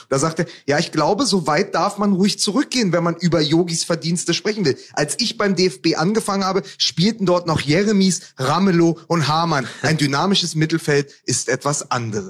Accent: Berlin, Germany; ich als Berliner

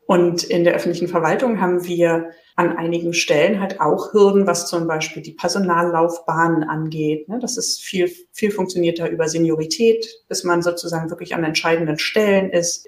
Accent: Berlin, Germany; ich komme komm ja selbst aus Berlin und sende hier gerade sozusagen aus Berlin

